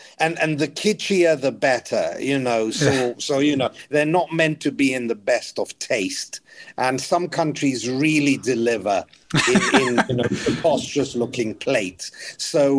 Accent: England, United Kingdom; I'm like, "I'm from England, but I love Romania. I think it's a great country."

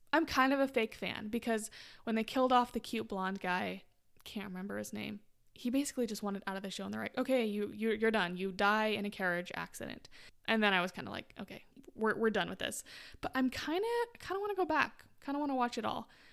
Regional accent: Utah, United States; moved away; I'm from Utah originally

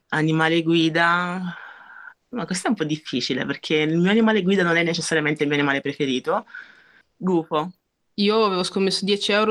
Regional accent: Italy; La verità è che non posso essere solo italiana perché, perché io sono anche nigeriana, sono anche nigeriana anche solo per background, perché lo sono i miei genitori

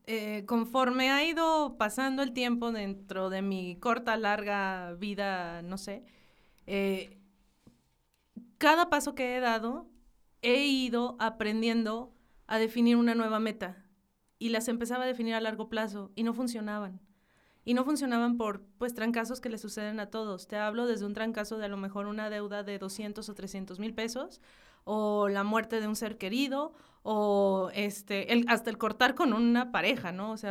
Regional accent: Hidalgo del Parral, Chihuahua, Mexico; Soy de una ciudad bien chiquitica que se llama Hidalgo del Parral, Chihuahua.

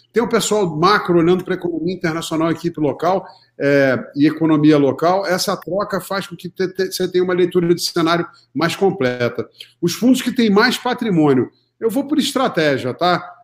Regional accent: Rio de Janeiro, Brazil; moved away as an adult; now in São Paulo, Brazil; sou carioca, economista formado pela PUC do Rio, é, me formei em 1990 e logo em 91 é, mudei para São Paulo

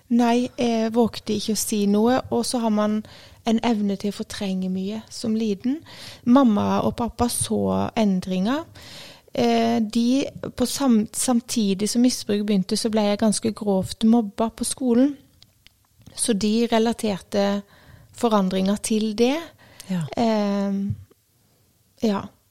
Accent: Grimstad, Agder, Norway; also born or lived in Tromøya; Jeg er eh, fra Grimstad. Jeg eh, ble født på Tromøya, men jeg har bodd i Grimstad fra jeg var ett og et halvt år.

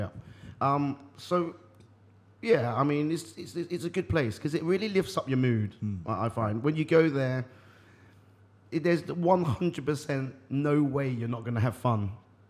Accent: Eastbourne, South East England, United Kingdom; I'm from the south of England.

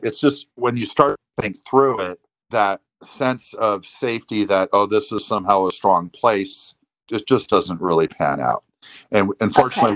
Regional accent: San Diego, California, United States; I grew up in San Diego.

